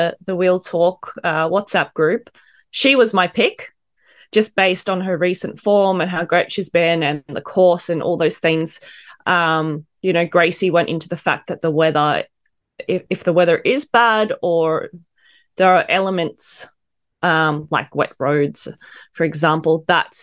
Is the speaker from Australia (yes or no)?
yes; Australia; being Australian, of course, we're very proud